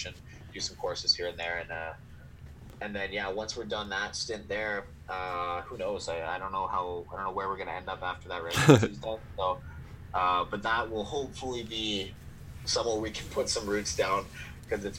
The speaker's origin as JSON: {"language": "English", "region": "Alberta", "country": "Canada", "tie": "born or raised there", "also_born_or_lived": "Eastern Canada / Nanaimo, British Columbia", "moved": "as an adult", "said": "I grew up in Alberta, so I'm kind of from Western Canada already"}